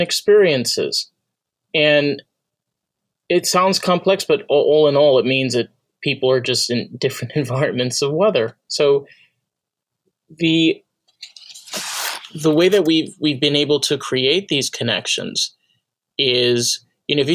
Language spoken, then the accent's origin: English; New York, United States; I grew up in New York